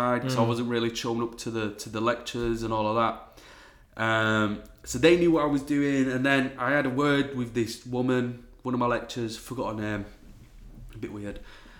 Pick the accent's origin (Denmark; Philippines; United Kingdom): United Kingdom; Wakefield, Yorkshire and the Humber; I'm from Wakefield. I found a studio in Wakefield